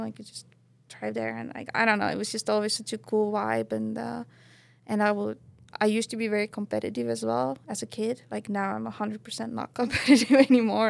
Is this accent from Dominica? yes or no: no; Estonia; moved away as an adult; growing up in Estonia, not having mountains